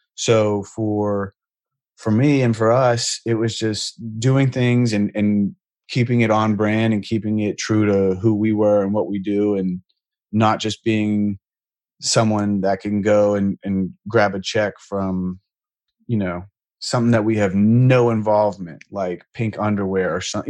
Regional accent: Pittsburgh, Pennsylvania, United States; I'm from Pittsburgh. So in high school, I was in a band

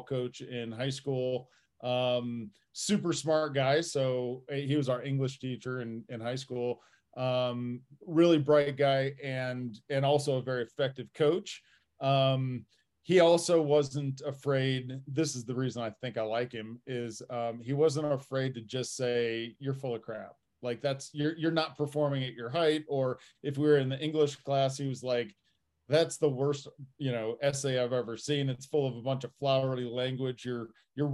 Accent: Fort Wayne, Indiana, United States; moved away; I grew up in Fort Wayne, Indiana

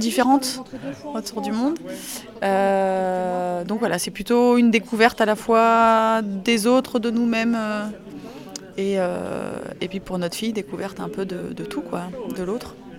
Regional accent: France; je suis française et mon mari est belge

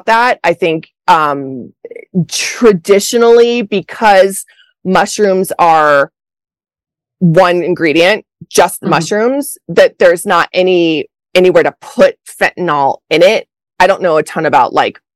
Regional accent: Colorado, United States; moved away; also born or lived in Los Angeles; I'm from Colorado

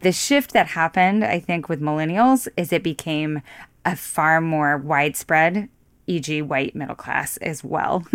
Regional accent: Idaho, United States; also born or lived in New York; now in Missoula, United States; I'm from Idaho

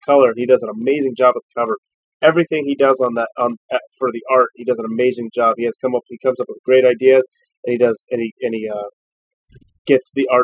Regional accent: Erie, Pennsylvania, United States; from the Erie area where we're from

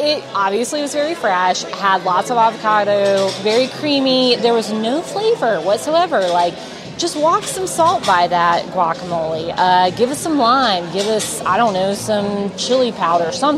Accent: the South, United States; I'm from the South

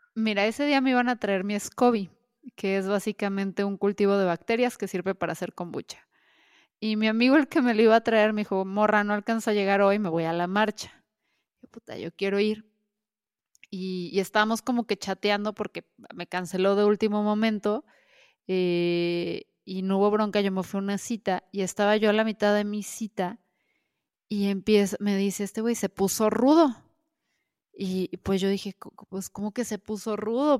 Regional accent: Guadalajara, Jalisco, Mexico; como somos de Jalisco, específicamente de Guadalajara

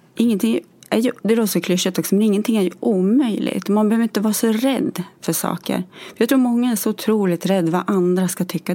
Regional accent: Gävle, Gävleborg County, Sweden; moved away as an adult; now in Gothenburg, Sweden; är från Gävle från början

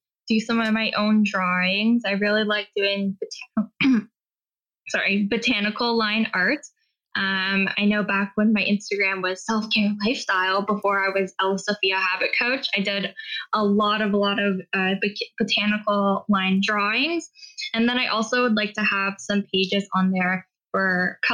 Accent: Hamilton, Ontario, Canada; now in Edmonton, Canada; my heart is Eastern Standard Time because I'm originally from Hamilton, Ontario

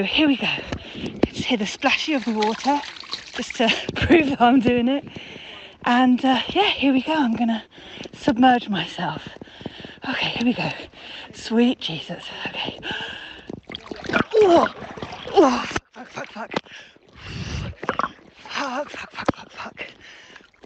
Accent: Surrey, South East England, United Kingdom; I'm from Surrey

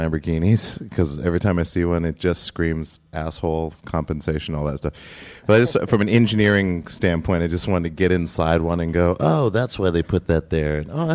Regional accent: Great Falls, Montana, United States; growing up in Great Falls, Montana

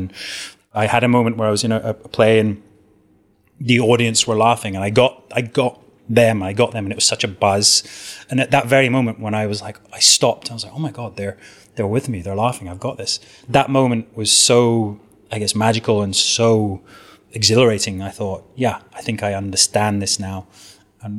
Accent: Southwest Scotland, United Kingdom; also born or lived in Edinburgh; I was born and brought up in Southwest Scotland, in a very rural area

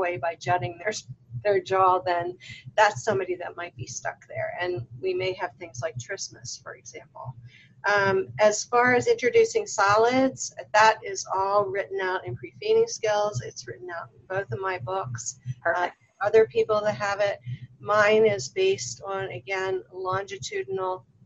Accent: Baltimore, Maryland, United States; now in Las Vegas, United States; So originally I'm from Baltimore. You guys can probably tell by my accent.

